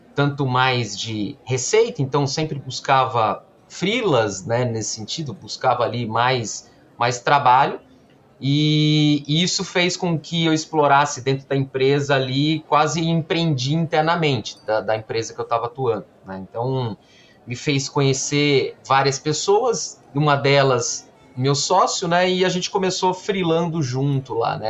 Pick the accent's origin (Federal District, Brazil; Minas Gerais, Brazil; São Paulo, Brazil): São Paulo, Brazil; Campinas; eu sou formado em engenharia da computação aqui em Campinas, é, nasci também em Campinas